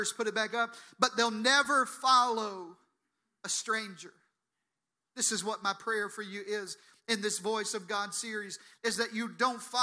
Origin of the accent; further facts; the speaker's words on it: the South, United States; I'm from the South, so we say things like this